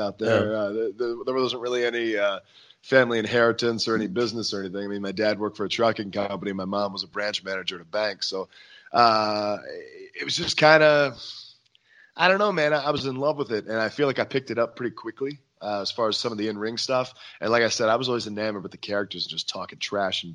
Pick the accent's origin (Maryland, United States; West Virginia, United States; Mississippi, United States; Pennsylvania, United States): Maryland, United States; Hagerstown; my hometown in Hagerstown, Maryland